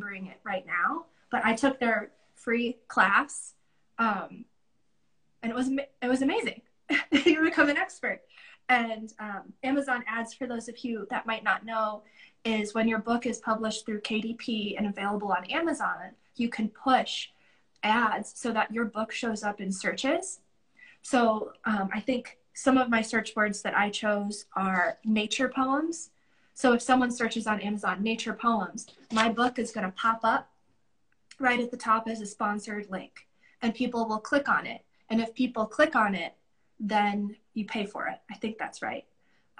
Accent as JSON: {"language": "English", "town": "Rockford", "region": "Illinois", "country": "United States", "tie": "born or raised there", "said": "my hometown in Rockford, Illinois"}